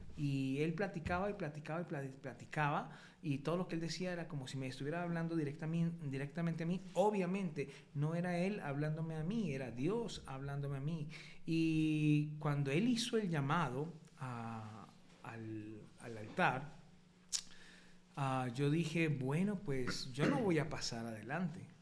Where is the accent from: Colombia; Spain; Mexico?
Colombia; moved away; a los 18 años decido irme para el ejército en Colombia, en mi país